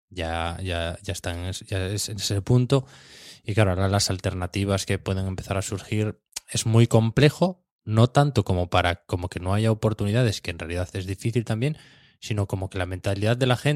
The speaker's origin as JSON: {"language": "Spanish", "area": "near Cangas del Narcea", "region": "Asturias", "country": "Spain", "said": "cuando me preguntan de dónde eres, digo, nada, de cerca"}